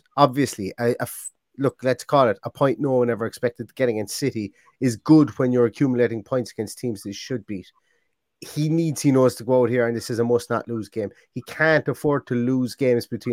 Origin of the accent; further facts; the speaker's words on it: Limerick, Munster, Ireland; I'm from Limerick